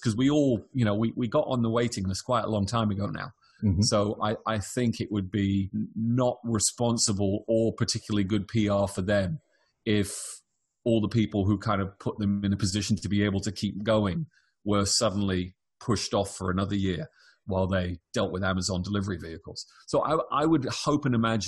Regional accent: United Kingdom; moved away as an adult; now in California, United States; I'm British, I've come to America.

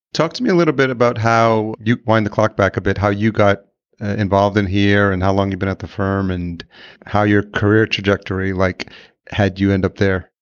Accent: New York, United States; I'm originally from New York, I grew up there

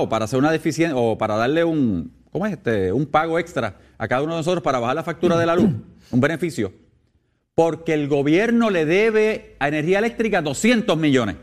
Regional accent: Puerto Rico; como puertorriqueño

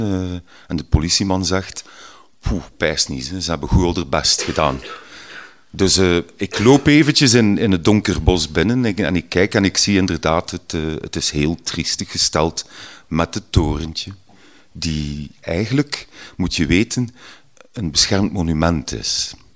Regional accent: Ghent, Flanders, Belgium; Ik ben van Gentbrugge, een mooie groene randgemeente hier vlak tegen Gent

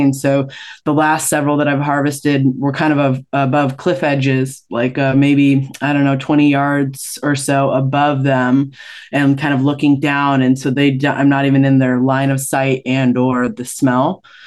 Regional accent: Washington, United States; also born or lived in Maui, Hawaii; I was born in Washington State, and now I split time between Maui and Washington

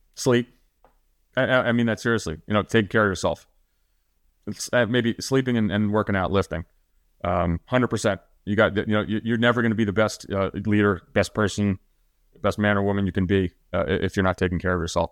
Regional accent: New Jersey, United States; I'm from New Jersey

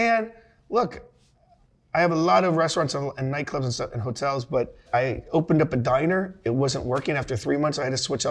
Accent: Naples, Florida, United States; Naples, Florida. It's a retirement community. Most of my friends, sadly, have passed away because they were 90 years old when I grew up with them.

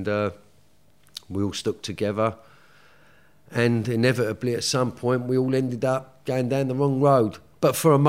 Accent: London, United Kingdom; Well, I grew up in Woolwich, which is South East London. You know, normal working class family. Mother, Irish immigrant, you know, came here in the 60s.

